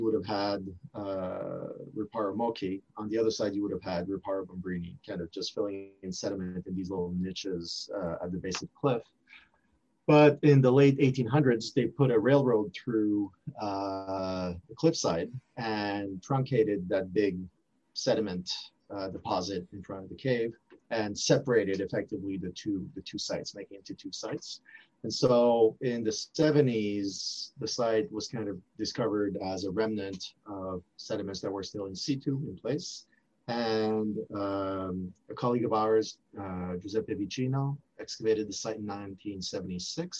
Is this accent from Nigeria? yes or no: no; Montreal, Quebec, Canada; first language French; English is a second language; moved away as an adult; I grew up speaking French in this city, and I teach in French